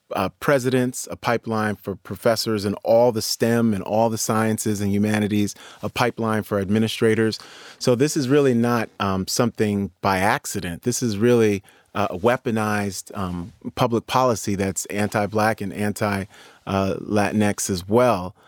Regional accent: New York City, New York, United States; I grew up in New York City

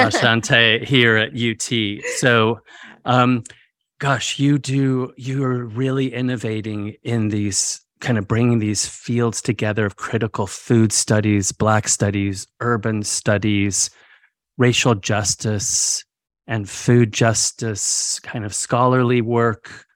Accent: northern rural California, United States; also born or lived in Mexico; my experiences growing up in California

